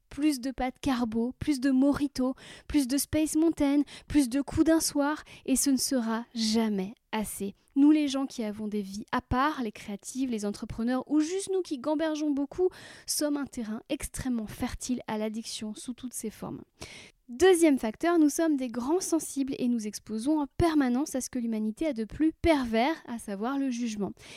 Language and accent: French; Brittany, France; j'ai grandi en Bretagne